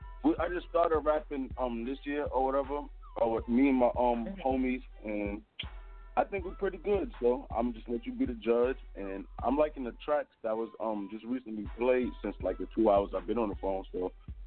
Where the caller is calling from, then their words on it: Brooklyn, New York, United States; I'm calling from Brooklyn.